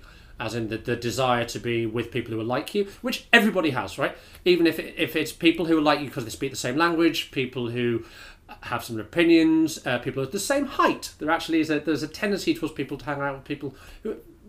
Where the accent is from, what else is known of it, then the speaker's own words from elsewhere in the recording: Bradford, Yorkshire and the Humber, United Kingdom; I'm from Bradford, right? Which has a very, very high Pakistani, Bangladeshi and Indian communities.